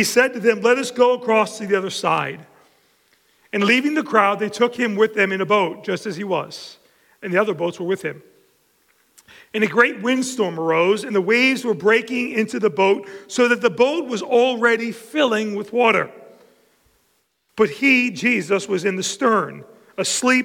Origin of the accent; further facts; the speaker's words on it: Long Island, New York, United States; born or raised there